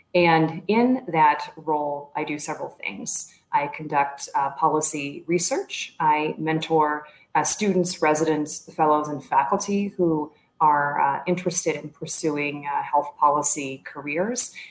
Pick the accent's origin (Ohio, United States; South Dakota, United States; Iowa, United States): Iowa, United States; rural East Central; now in Colorado, United States; I grew up in rural East Central Iowa